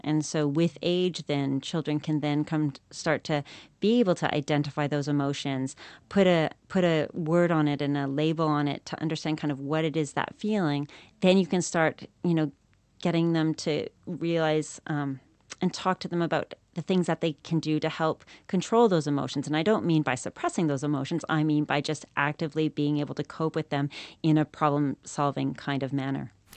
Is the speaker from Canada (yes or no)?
yes; Canada; moved away as an adult; now in New Zealand; I'm from Canada originally